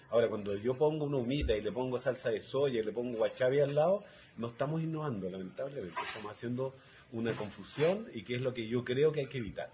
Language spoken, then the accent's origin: Spanish; Santiago, Santiago Metropolitan Region, Chile; moved away as an adult; now in Maule Region, Chile; yo soy santiaguino de nacimiento, aunque ustedes no lo crean, pero llegué hace, trein... llegué hace 34 años al Maule